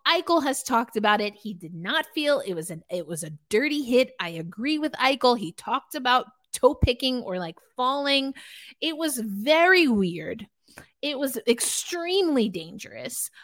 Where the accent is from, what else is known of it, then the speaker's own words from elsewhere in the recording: New York, United States; growing up in New York